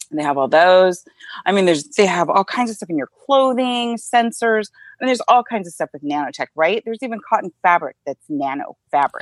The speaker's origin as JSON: {"language": "English", "region": "Northern California", "country": "United States", "tie": "born or raised there", "also_born_or_lived": "Modesto, California / Davis, California / Vacaville, California / Laguna Niguel, California", "said": "I grew up in Northern California"}